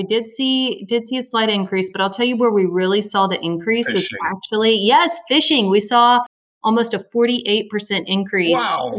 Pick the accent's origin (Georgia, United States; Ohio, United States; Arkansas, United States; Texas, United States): Arkansas, United States; Little Rock; I'm from Little Rock, Arkansas. Born and raised in the natural state of Arkansas